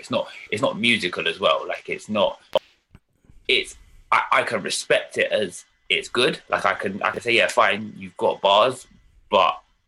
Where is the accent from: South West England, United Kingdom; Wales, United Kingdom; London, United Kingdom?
London, United Kingdom; I grew up in London. North London. Always lived in different parts of North London, really.